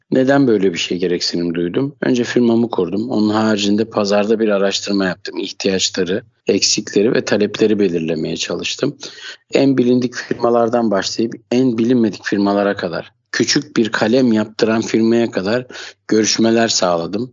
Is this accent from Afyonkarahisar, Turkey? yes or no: no; Istanbul, Turkey; ben 1980 İstanbul doğumluyum.